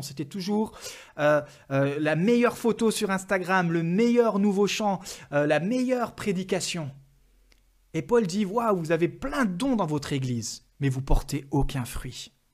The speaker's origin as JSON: {"language": "French", "country": "France", "said": "en tant que Français."}